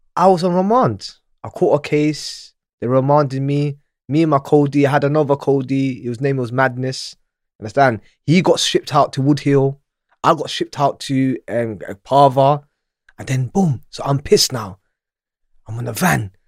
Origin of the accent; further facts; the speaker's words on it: Manchester, North West England, United Kingdom; moved away; also born or lived in Djibouti / Somalia / Ealing, London; I was in nursery and I was in Manchester. I was at Webster Primary School